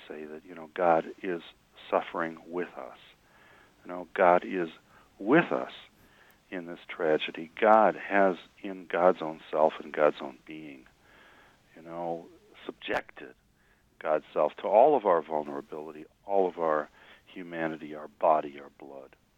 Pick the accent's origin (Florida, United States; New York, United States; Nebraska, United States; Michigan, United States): Michigan, United States; Detroit; I grew up in Detroit, which is a city in which you're as apt to see a mosque as a Baptist church